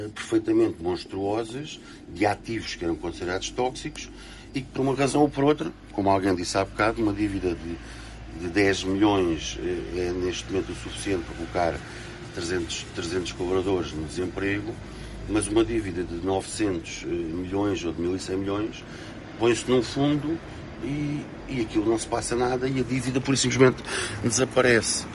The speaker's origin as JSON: {"language": "Portuguese", "town": "Faro", "region": "Algarve", "country": "Portugal", "also_born_or_lived": "Lisbon", "said": "eu morei muitos anos em Lisboa, sou de Faro, voltei para Faro, moro em Faro"}